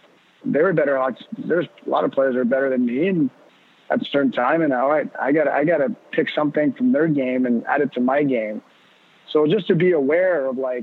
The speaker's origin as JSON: {"language": "English", "town": "Laval", "region": "Quebec", "country": "Canada", "tie": "born or raised there", "said": "growing up, I grew up in Laval"}